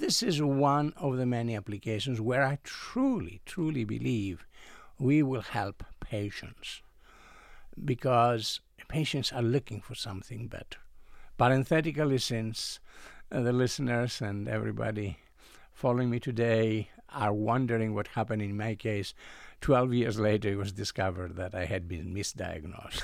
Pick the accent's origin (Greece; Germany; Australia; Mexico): Greece; moved away as an adult; I come originally from Greece. I was educated as a chemical engineer in Greece